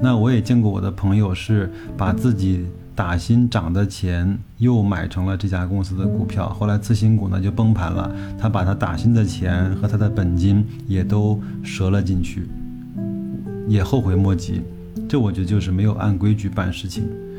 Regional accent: China; 但是我们中国人呢，经常会去选择跟这个交警。

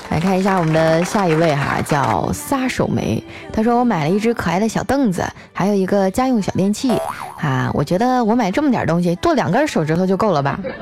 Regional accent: Northeast China, China; moved away; 你这个季节去我们那边已经下大雪了

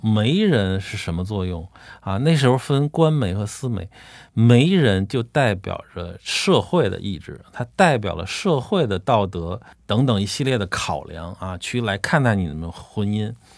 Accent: China; 我们中国人祖先

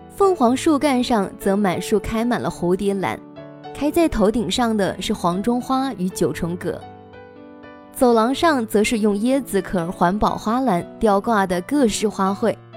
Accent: China; now in Lianyungang, China; 从小在大兴安岭的一个山坳里面的小镇长大的

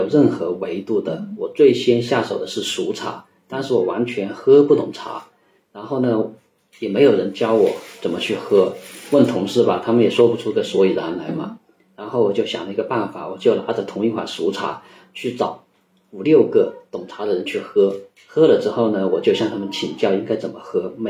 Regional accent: Hunan, China; moved away as an adult; also born or lived in Wuhan; now in Yunnan, China; 我是湖南人，然后在武汉读书，后来就来了云南这边。

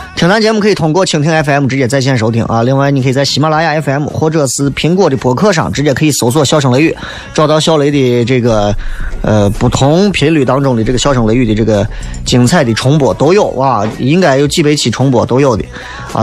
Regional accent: Xi'an, Shaanxi, China; 咱毕竟是西安人嘛

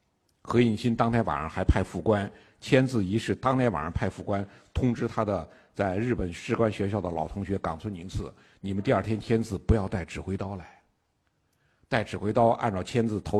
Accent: China; 我们中国人

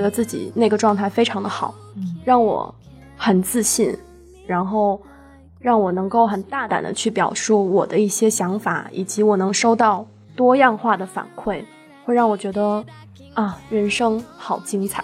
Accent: Shenzhen, Guangdong, China; 我从小在深圳长大

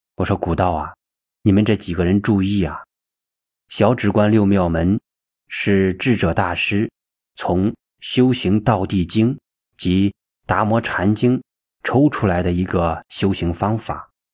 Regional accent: China; 我们中国人有句骂人的话，没有出息

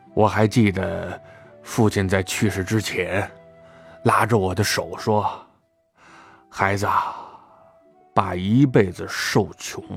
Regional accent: Tangshan, Hebei, China; 对我们唐山人来说

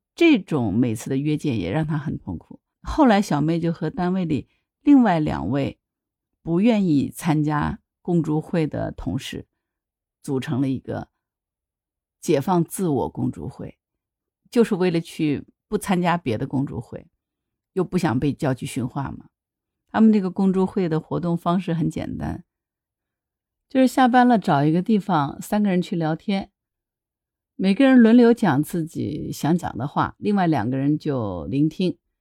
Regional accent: Hangzhou, Zhejiang, China; 我是杭州人嘛，杭州虽然是在江南啊

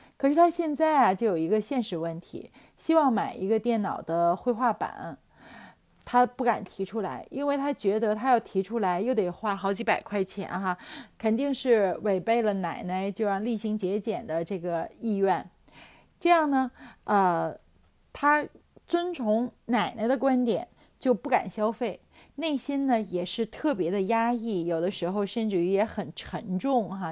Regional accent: Tianjin, China; 就是我们天津人有一个说法叫牙掉了咽肚子里哈， 这个胳膊折了吞袖子里哈

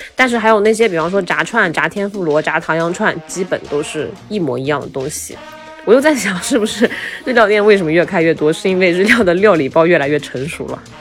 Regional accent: Taiyuan, Shanxi, China; moved away; 我回老家，在太原，我老家是山西太原的

